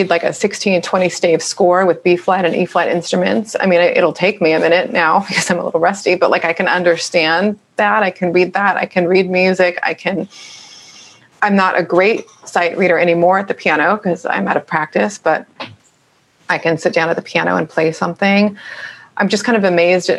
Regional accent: Orange County, California, United States; also born or lived in San Fernando Valley, California; I'm from Orange County

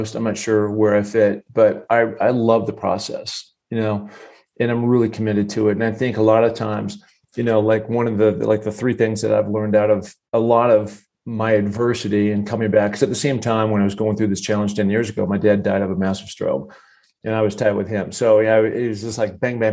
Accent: Seattle, Washington, United States; growing up in Seattle

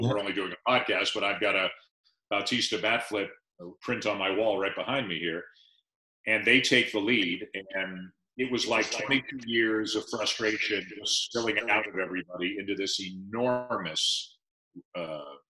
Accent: Toronto, Ontario, Canada; also born or lived in London; The only 4 years of my life I didn't live in Toronto was when I was at school in London. So I grew up on sports in Toronto.

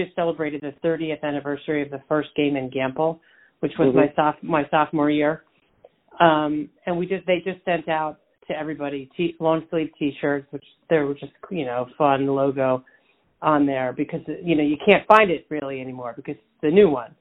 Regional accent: Bucks County, outside Philadelphia, Pennsylvania, United States; moved away; Bucks County, where I grew up

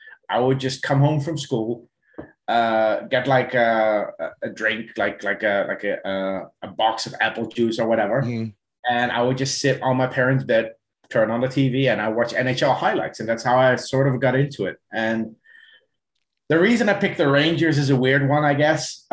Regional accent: Netherlands; also born or lived in South Africa; now in Ireland; I was born and raised in the Netherlands

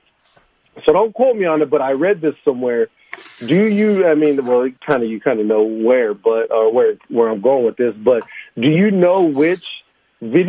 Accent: New Mexico, United States; I'm born and raised in New Mexico

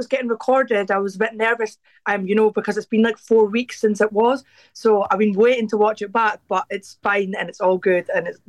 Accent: Dundee, Scotland, United Kingdom; I'm from Dundee in Scotland.

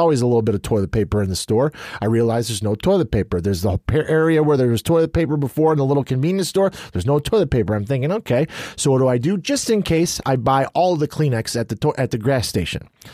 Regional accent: United States; as an American

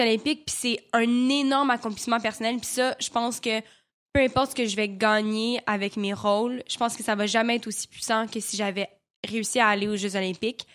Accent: Quebec, Canada; accent: Québécois; j'avais encore un gros accent euh, québécois

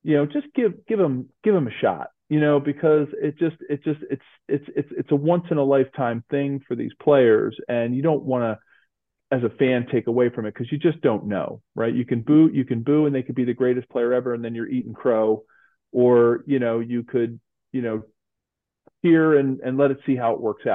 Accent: Philadelphia, Pennsylvania, United States; My hometown of Philly

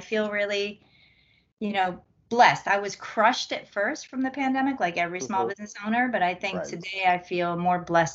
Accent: Philadelphia, Pennsylvania, United States; I'm from Philadelphia

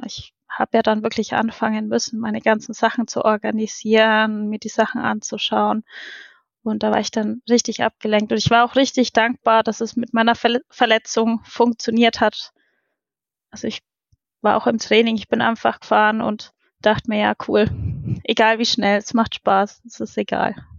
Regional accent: Roth, Bavaria, Germany; komme aus Rot

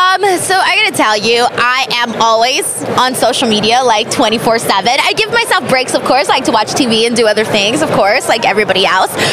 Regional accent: Los Angeles, California, United States; my hometown of Los Angeles at the Staples Center where I used to go as a little girl to watch pro wrestling

